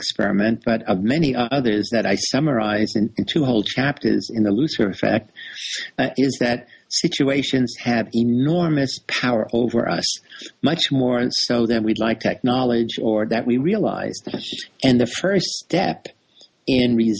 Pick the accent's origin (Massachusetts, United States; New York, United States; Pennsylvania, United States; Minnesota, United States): New York, United States; New York City; I grew up in the South Bronx in New York City